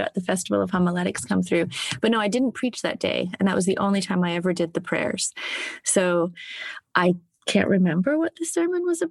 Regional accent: South of England, United Kingdom; also born or lived in Southern United States; now in United States; As a child, and growing up in the south of England, I had a very strong sense that I was biracial.

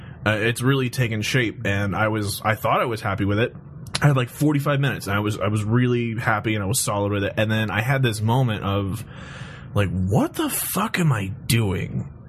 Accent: Palm Springs, California, United States; moved away; I grew up in Palm Springs, so it was like going home.

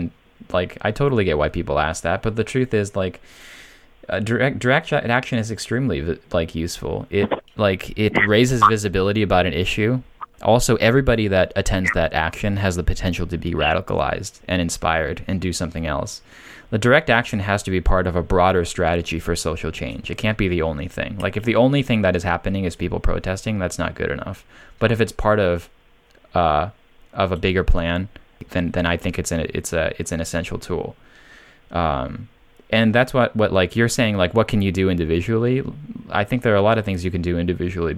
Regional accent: United States; living in America because I'm an American

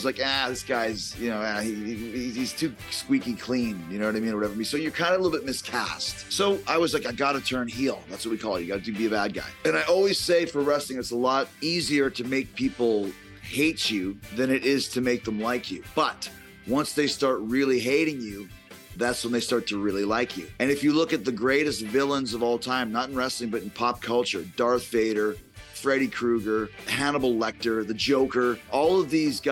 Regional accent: Winnipeg, Manitoba, Canada; I grew up in Canada, Winnipeg, Canada

